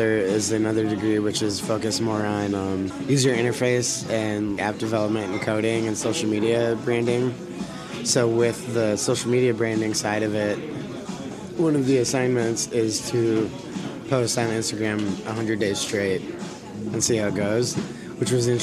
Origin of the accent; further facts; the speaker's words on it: Madison, Wisconsin, United States; also born or lived in Portland / Boston; I was born in Madison, yeah. On the south, I guess it'd be southwest side. Raymond Road, Russet Road, that's the neighborhood I grew up